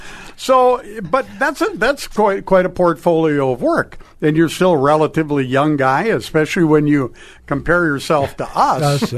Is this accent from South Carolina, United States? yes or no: no; Crookston, Minnesota, United States; My hometown, Crookston.